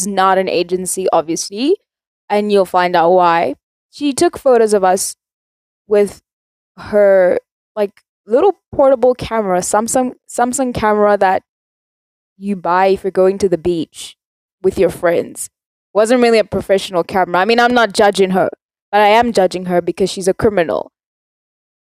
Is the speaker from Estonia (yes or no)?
no; South Africa; I'm South African